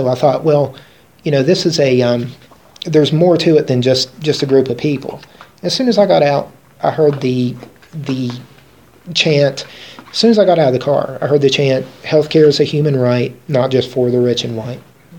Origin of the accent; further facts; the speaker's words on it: West Virginia, United States; Nobody was paid, we're all from West Virginia.